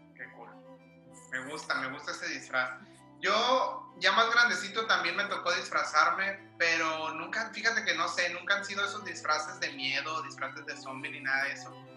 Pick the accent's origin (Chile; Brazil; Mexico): Mexico; siendo mexicano